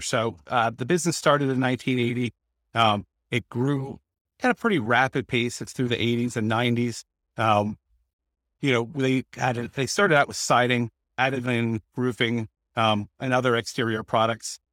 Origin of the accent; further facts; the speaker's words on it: Lancaster, Pennsylvania, United States; now in Penn Valley, United States; I'm from Lancaster, Pennsylvania